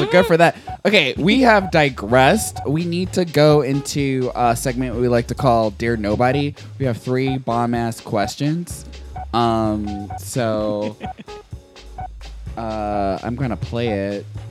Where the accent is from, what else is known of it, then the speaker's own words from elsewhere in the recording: the South, United States; I'm from the South